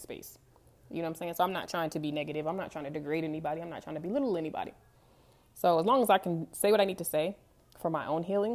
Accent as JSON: {"language": "English", "region": "California", "country": "United States", "tie": "born or raised there", "also_born_or_lived": "Denver, Colorado", "moved": "as an adult", "said": "most of them migrated to California. That's where I grew up. But I was born in Denver"}